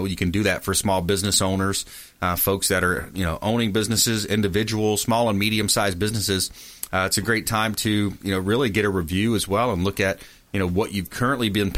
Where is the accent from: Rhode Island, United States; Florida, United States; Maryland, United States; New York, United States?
Florida, United States; LaBelle; I'm from the Fort Myers LaBelle area, small town down south